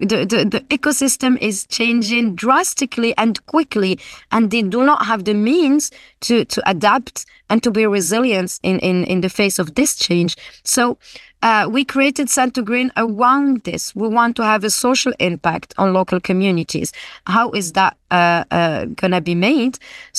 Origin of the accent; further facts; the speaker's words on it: Guelmim-Oued Noun, Morocco; I'm from the Gulmim region. I grew up there.